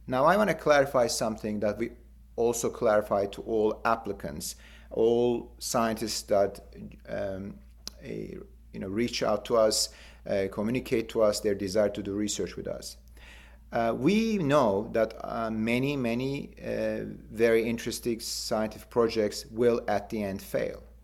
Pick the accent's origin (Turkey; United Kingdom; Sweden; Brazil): Turkey; Istanbul; moved away as an adult; I was born in Istanbul and, and did my and completed my medical school in Istanbul